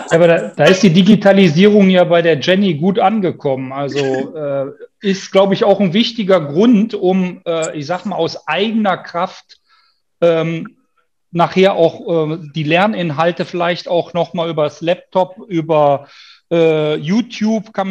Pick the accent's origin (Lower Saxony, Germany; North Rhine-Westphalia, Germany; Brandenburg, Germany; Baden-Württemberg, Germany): North Rhine-Westphalia, Germany; ich komme ja aus Nordrhein-Westfalen